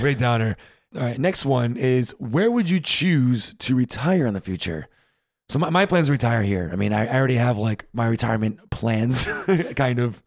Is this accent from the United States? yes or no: yes; United States; moved away as an adult; now in Berlin, Germany